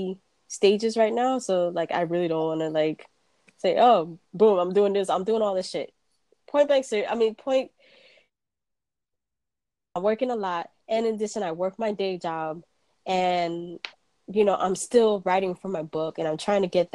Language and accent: English; New York City, New York, United States; moved away; also born or lived in Florida; growing up in New York, it was the quintessential melting pot